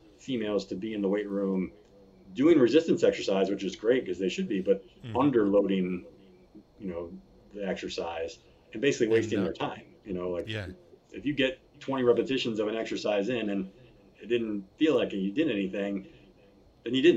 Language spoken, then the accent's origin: English; Virginia Beach, Virginia, United States; I born and raised in Virginia Beach, spent 10 years lifeguarding on the beach there